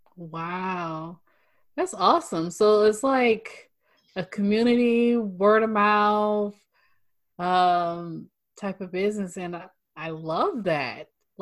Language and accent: English; Northern California, United States; I'm from Northern California, so I'm up in the Bay Area.